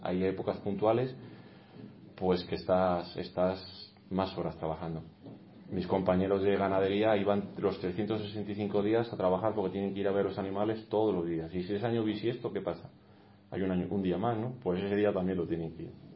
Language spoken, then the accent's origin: Spanish; Castellanos de Moriscos, Castile and León, Spain; also born or lived in Salamanca; yo he visto este municipio evolucionar de niño